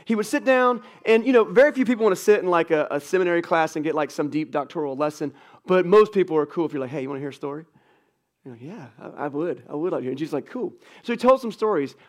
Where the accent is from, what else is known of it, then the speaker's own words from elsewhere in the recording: United States; American Christians